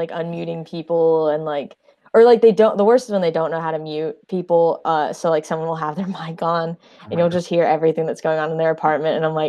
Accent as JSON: {"language": "English", "town": "Signal Mountain", "region": "Tennessee", "country": "United States", "moved": "yes", "said": "I'm from, I say Chattanooga, Tennessee, but I'm technically from Signal Mountain, Tennessee."}